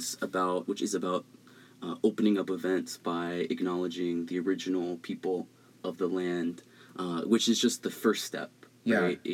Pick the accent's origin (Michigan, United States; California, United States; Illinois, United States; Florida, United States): California, United States; the Bay Area; born and raised in the Bay